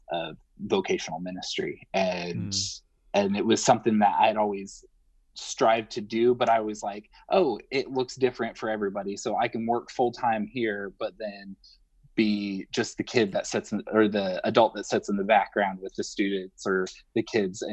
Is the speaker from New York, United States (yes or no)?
no; Northern Indiana, United States; moved away as an adult; now in Nashville, United States; I'm originally from Northern Indiana, and my wife and I moved to Nashville 3 years ago